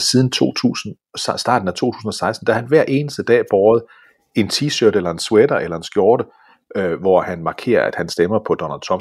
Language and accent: Danish; Denmark; jeg er dansker